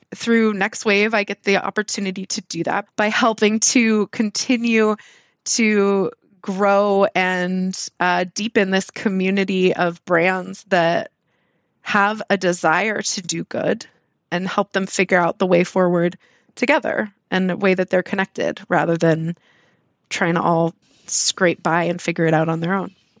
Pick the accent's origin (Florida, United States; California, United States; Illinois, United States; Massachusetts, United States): California, United States; Southern; I grew up in Southern California